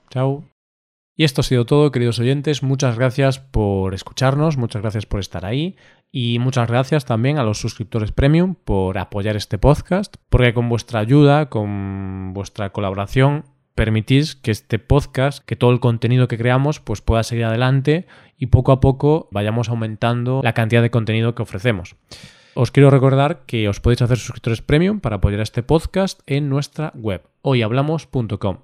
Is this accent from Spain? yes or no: yes; Spain; nosotros como españoles